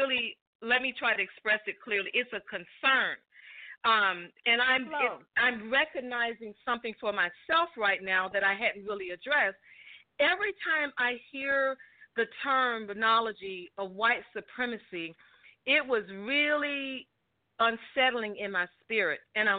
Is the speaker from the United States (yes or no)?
yes; the South, United States; Listen, I'm from the South